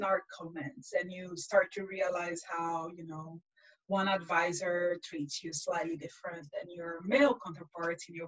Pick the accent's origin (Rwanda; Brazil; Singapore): Brazil; English is a second language; moved away as an adult; also born or lived in France; now in United States; born in Brazil and I lived in France for a bit and then I'm back to Brazil. And then I've been in the US for 13 years now.